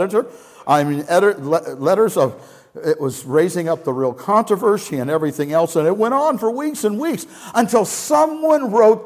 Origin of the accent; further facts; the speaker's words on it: Scotland, United Kingdom; as a Scottish person